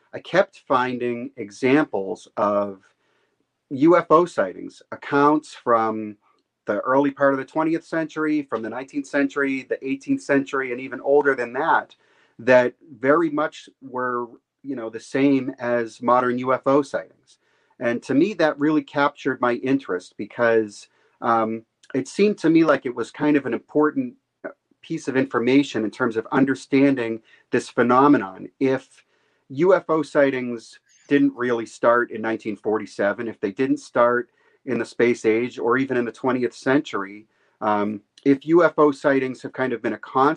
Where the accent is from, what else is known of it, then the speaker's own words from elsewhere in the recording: Massachusetts, United States; I'm from Massachusetts. I've lived in Massachusetts most of my life